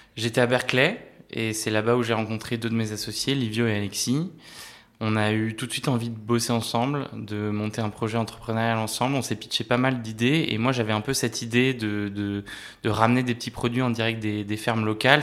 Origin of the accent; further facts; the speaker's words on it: France; also born or lived in Paris / Normandy; Moi j'ai grandi entre Paris et la Normandie